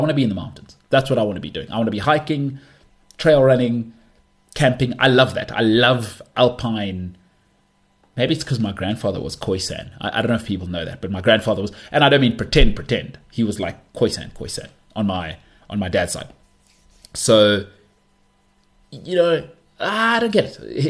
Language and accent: English; South Africa; I'm a South African